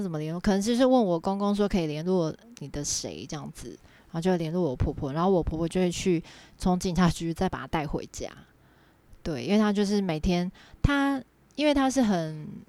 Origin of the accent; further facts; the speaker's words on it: Nantou County, Taiwan; accent: central Taiwan accent; moved away as an adult; also born or lived in Taipei; 我是南投人嘛